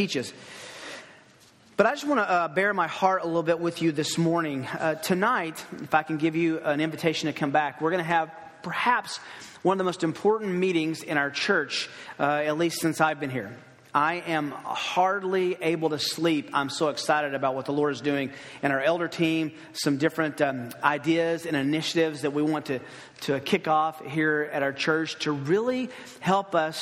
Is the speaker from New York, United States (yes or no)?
no; Tennessee, United States; also born or lived in Los Angeles; now in Kansas City, United States; I grew up in Tennessee